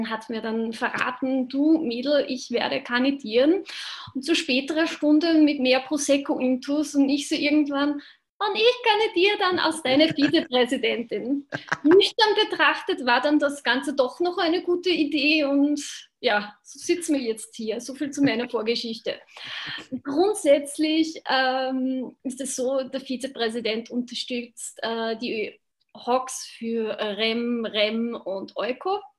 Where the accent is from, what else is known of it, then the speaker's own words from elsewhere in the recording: Upper Austria, Austria; Das ist nördlich äh, von Linz Richtung tschechische Grenze.